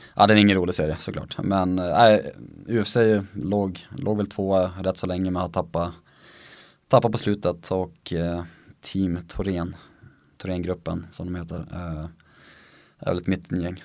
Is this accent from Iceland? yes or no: no; Sweden; moved away as an adult; also born or lived in Sundsvall / Norway; som svensk